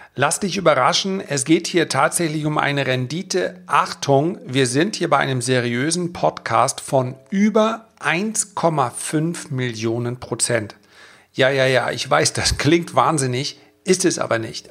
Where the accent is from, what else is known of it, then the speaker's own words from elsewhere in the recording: the North, Northern Germany, Germany; bei uns im Norden